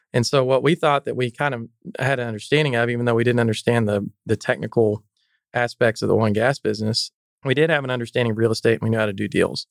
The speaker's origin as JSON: {"language": "English", "town": "Canyon", "region": "Texas", "country": "United States", "tie": "born or raised there", "said": "I grew up in the Texas Panhandle in Canyon, Texas."}